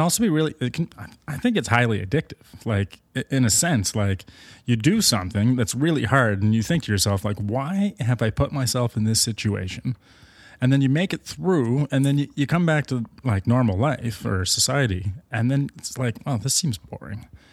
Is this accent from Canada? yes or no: yes; Markham, Ontario, Canada; I grew up in Markham, Ontario